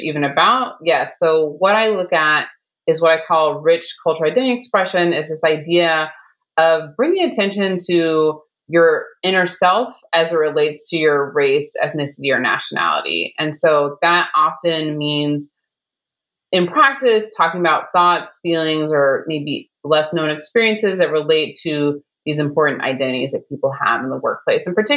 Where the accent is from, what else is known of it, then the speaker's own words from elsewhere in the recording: Chicago, Illinois, United States; I'm from the South Side of Chicago